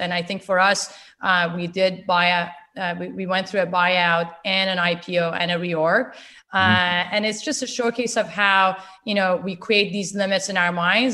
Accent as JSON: {"language": "English", "country": "Canada", "said": "a Canadian citizen. We live in a dual lingual, you know, bilingual country."}